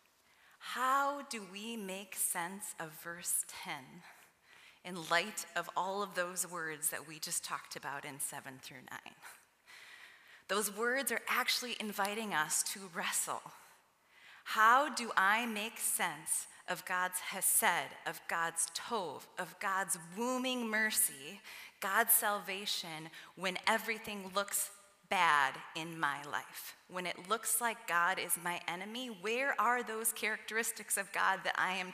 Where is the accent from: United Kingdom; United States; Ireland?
United States; Midwest